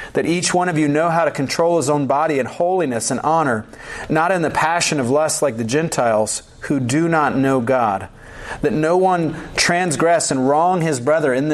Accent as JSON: {"language": "English", "region": "the South", "country": "United States", "said": "I'm from the South"}